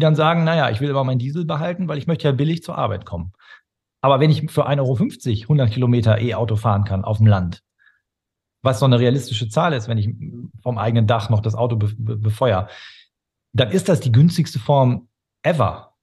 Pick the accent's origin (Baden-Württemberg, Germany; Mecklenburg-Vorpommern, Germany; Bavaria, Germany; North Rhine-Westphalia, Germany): North Rhine-Westphalia, Germany; Ruhr area, near Dortmund; also born or lived in Stade; Groß geworden bin ich im Ruhrgebiet, an, ja. an der Grenze zu Dortmund